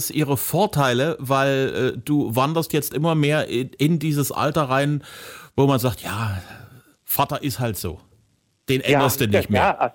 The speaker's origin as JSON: {"language": "German", "town": "Zwickau", "region": "Saxony", "country": "Germany", "tie": "born or raised there", "said": "In Zwickau, meiner Heimatstadt, bist du auch regelmäßig?"}